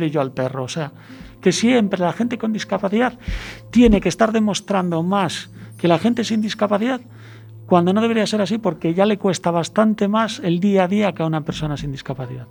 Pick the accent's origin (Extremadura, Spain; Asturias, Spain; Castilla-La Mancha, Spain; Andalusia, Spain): Asturias, Spain; soy asturiano